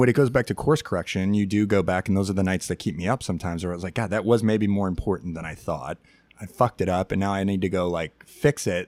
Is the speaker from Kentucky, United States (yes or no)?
no; Chicago, Illinois, United States; I grew up in Chicago in the 1990s